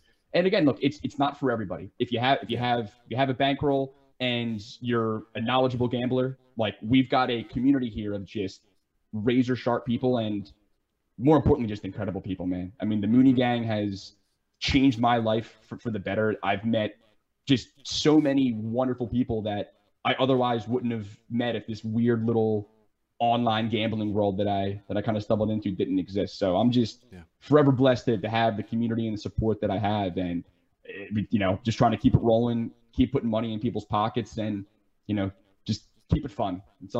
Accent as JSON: {"language": "English", "country": "Ireland", "said": "I'm Irish, and you know, Kilkenny is like a town in Ireland."}